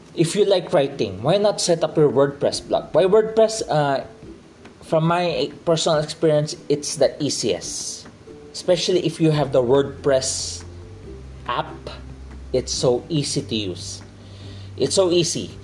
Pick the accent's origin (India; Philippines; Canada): Philippines; I'm from the Philippines. I'm a Filipino. I'm from the Philippines.